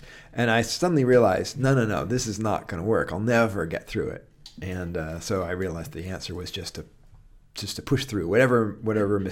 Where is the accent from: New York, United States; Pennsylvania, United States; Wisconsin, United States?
Wisconsin, United States; Madison; born or raised there; moved away as an adult